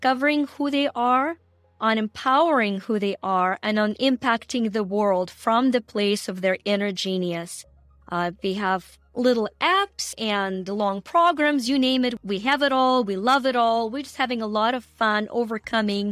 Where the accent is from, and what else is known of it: Ukraine; moved away